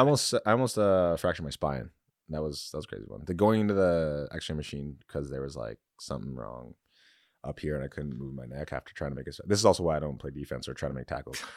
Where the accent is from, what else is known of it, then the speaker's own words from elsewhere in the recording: London, Ontario, Canada; I was raised in London